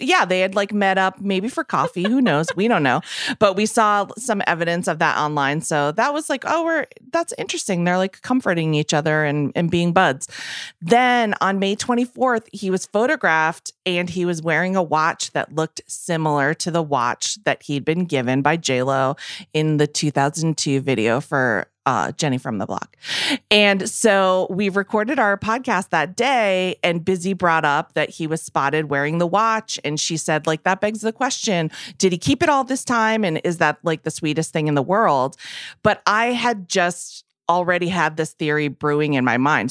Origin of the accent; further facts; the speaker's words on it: Massachusetts, United States; I'm from Massachusetts